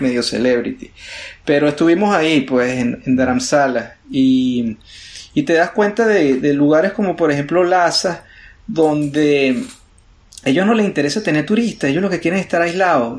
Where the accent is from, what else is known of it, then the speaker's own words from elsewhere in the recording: Venezuela; now in United States; Uno como venezolano